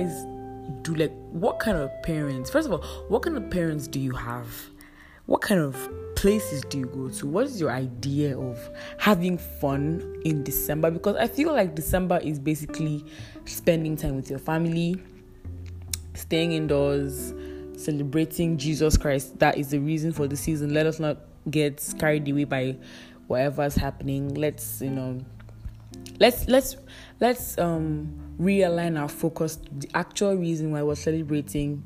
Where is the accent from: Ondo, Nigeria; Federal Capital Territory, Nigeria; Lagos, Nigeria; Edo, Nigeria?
Edo, Nigeria; I'm staying in my village with my family. You know, I'm from Edo State